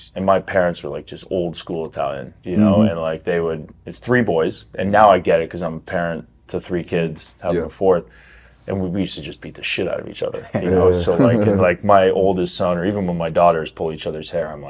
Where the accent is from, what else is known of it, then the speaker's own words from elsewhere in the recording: Canada; I grew up in Canada.